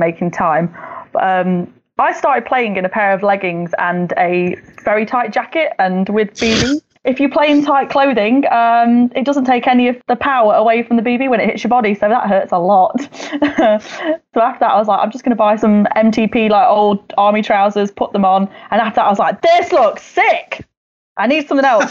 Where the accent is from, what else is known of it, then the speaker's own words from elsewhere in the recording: Derby, East Midlands, United Kingdom; Derby UK represent